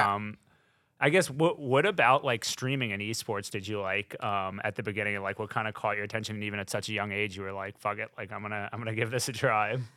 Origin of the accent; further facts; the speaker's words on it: North Carolina, United States; moved away as an adult; now in New York, United States; I'm from North Carolina. I'm a Southern boy